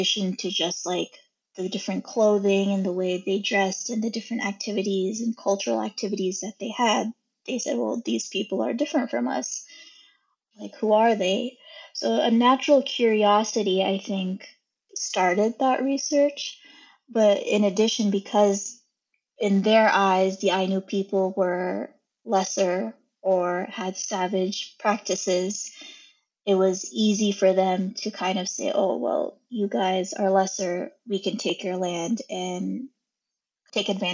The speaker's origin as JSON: {"language": "English", "country": "United States", "tie": "born or raised there", "also_born_or_lived": "Hokkaido, Japan", "said": "as an American-born person"}